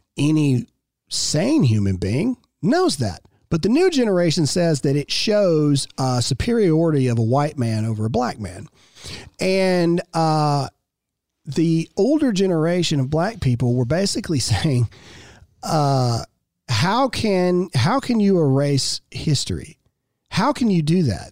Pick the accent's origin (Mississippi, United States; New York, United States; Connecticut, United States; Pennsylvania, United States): Mississippi, United States; I am born and raised in Mississippi